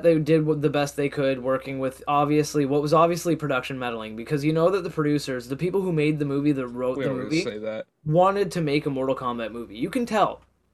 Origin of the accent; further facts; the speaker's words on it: Canada; I'm Canadian.